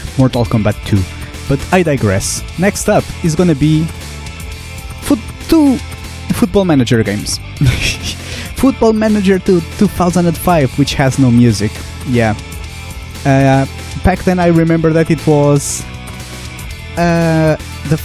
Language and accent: English; Portugal; the small towns closest to my hometown in Portugal